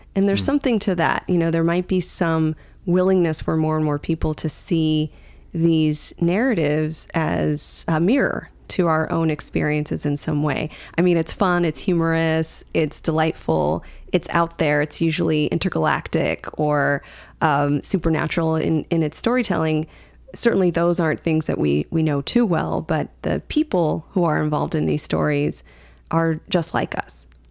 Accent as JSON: {"language": "English", "country": "United States", "tie": "born or raised there", "said": "growing up in the U.S."}